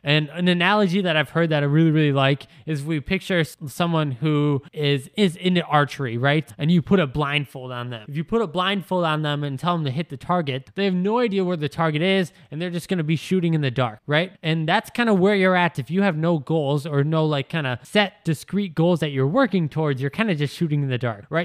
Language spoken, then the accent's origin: English; Wisconsin, United States; moved away as an adult; move out of Wisconsin, right? As soon as I finished school, people I wanted to move because I didn't want to be one of those people that said I was gonna move, but then I was still in my hometown five years later